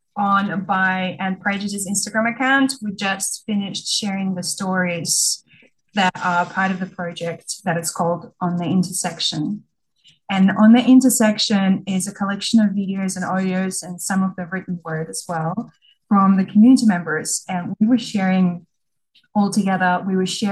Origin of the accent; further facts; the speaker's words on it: Russia; moved away as an adult; now in Australia; I was born in Russia and I grew up there and was an adult when I migrated to Australia